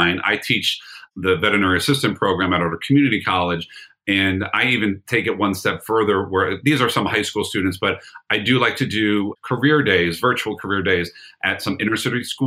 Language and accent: English; Brick, New Jersey, United States; my hometown in Brick, New Jersey.